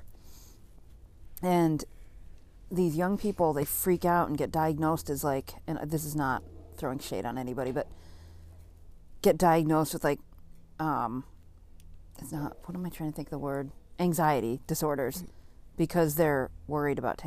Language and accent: English; New England, United States; we are from New England.